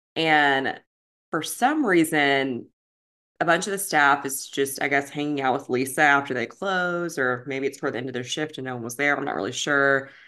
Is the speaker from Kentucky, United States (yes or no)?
yes; Kentucky, United States; we're from Kentucky